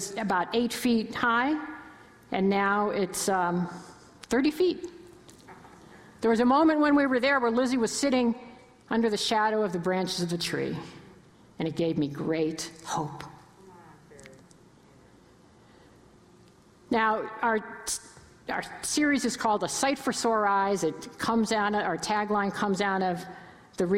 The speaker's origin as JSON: {"language": "English", "region": "New York area", "country": "United States", "moved": "yes", "lives_now": "Cleveland, United States", "said": "I'm originally from the New York area. I've been in Cleveland forever, but I still have family in Connecticut and New York"}